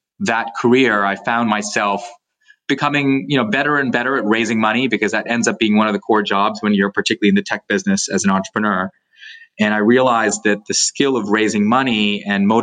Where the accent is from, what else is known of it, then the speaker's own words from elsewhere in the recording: Canada; I went through JA when I was in high school growing up in Canada.